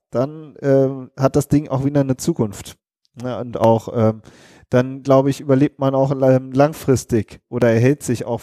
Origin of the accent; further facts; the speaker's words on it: Rhineland, Germany; genau, wir kommen aus dem Rheinland. So ist das.